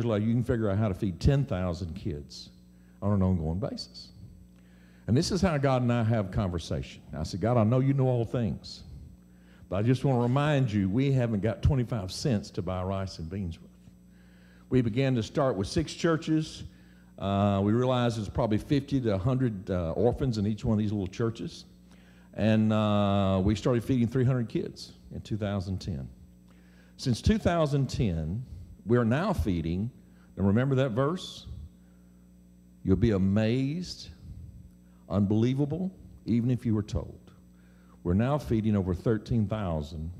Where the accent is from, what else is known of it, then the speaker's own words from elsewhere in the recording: Mississippi, United States; I'm from Mississippi